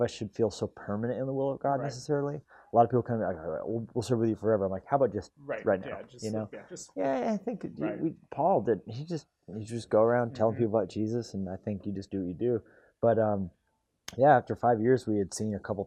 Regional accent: Colorado, United States; moved away as an adult; also born or lived in California; now in Montana, United States; I grew up in Colorado

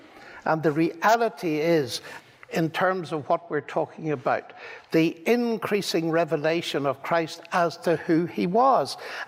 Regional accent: Ireland; I'm an Irishman, I'm a storyteller, and I love the story.

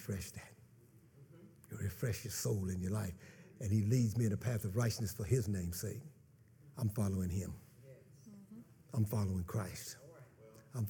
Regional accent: Kansas, United States; moved away; I come from Kansas, so, you know, pastures are like from here to my house

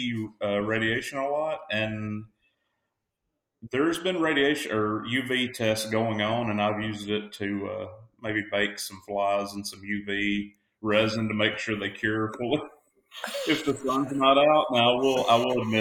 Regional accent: North Alabama, United States; I'm from North Alabama

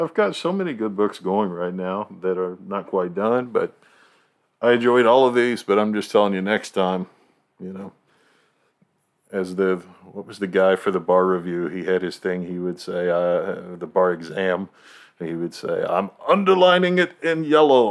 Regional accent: Virginia, United States; I was born in Virginia

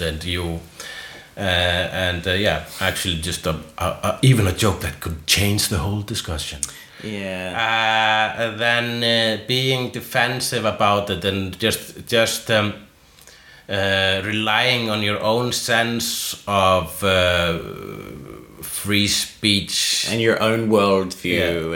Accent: Iceland; first language Icelandic; English is a second language; as an Icelander

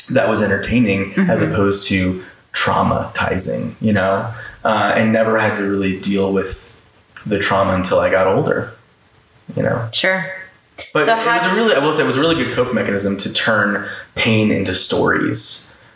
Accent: Orlando, Florida, United States; moved away as an adult; now in Los Angeles, United States; I grew up in Orlando the whole time. Right. I only moved away nine months ago.

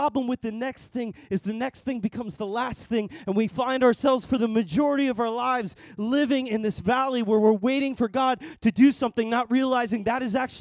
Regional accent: Long Island, New York, United States; also born or lived in Dallas, Texas; I grew up here in Long Island

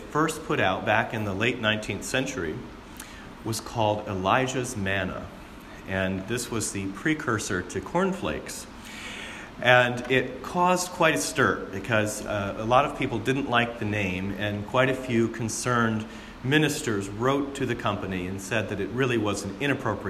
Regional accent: Southwest Michigan, United States; Growing up in Southwest Michigan

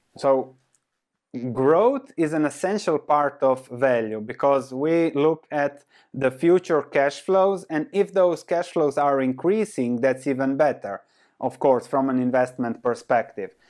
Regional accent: Croatia; I was born and raised in Croatia, which was Yugoslavia before

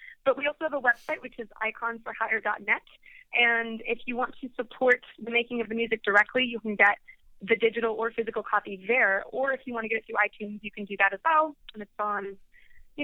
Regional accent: Sweden; moved away; I'm from Sweden, and I was visiting my family there this past February

